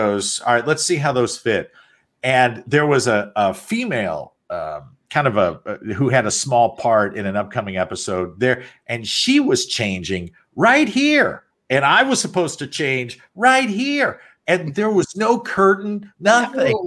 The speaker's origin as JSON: {"language": "English", "town": "St. Louis", "region": "Missouri", "country": "United States", "tie": "born or raised there", "moved": "yes", "said": "I grew up in St. Louis"}